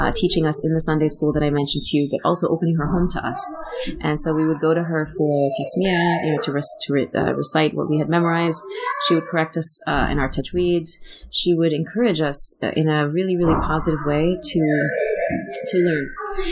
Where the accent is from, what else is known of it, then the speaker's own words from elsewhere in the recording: New Jersey, United States; I grew up in New Jersey